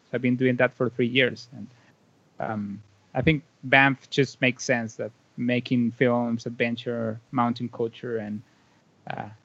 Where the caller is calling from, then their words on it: Valle de Angeles, Francisco Morazán, Honduras; Yeah, it's a small town called uh, Valle de Angeles. So um, in English, it's like a uh, Valley of Angels, and it's like 40 minutes away from the main city, the capital.